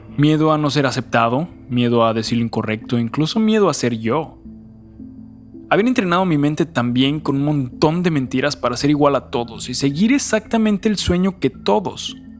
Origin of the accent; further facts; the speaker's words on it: Mexico; como nací en México